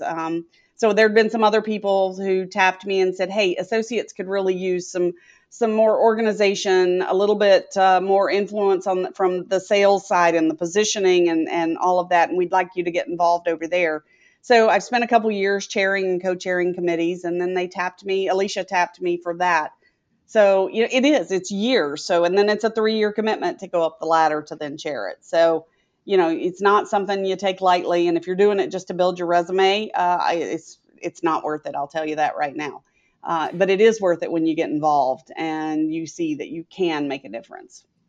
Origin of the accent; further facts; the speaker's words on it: Etowah, Tennessee, United States; moved away as an adult; now in Tampa, United States; I'm from Etowah